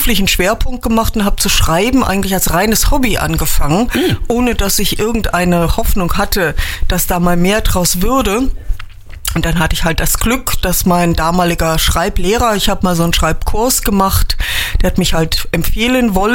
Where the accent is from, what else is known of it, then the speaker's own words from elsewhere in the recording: Trier, Rhineland-Palatinate, Germany; born there; now in Windesheim, Germany; Ich lebe in Windesheim, aber ich bin eigentlich gebürtig aus Trier.